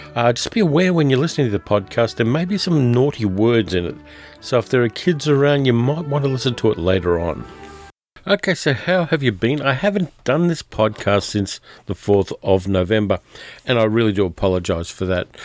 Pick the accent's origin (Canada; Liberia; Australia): Australia; My hometown has been covered in bushfire smoke for About two weeks now, I've got family there